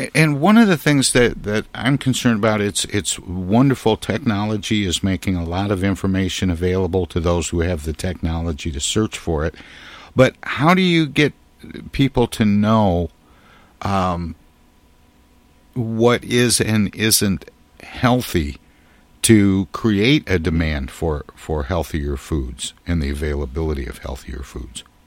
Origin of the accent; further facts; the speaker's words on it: Midwest, United States; being a Midwesterner